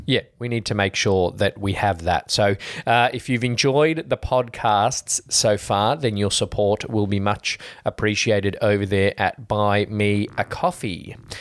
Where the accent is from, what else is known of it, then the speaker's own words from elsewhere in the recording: Australia; we're Aussies